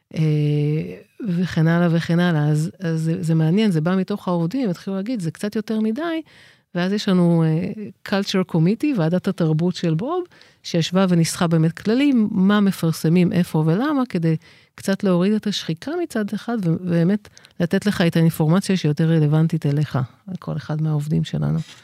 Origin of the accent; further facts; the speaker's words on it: Israel; אני גדלתי בקיבוץ